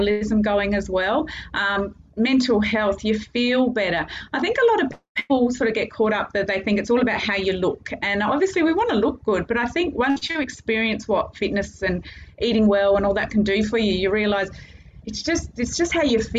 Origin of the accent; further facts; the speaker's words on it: Adelaide, South Australia, Australia; moved away as an adult; now in Cairns, Australia; I'm from Adelaide originally